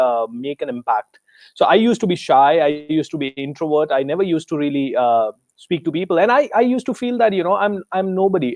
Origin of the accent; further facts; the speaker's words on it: Rajasthan, India; I am from Rajasthan in India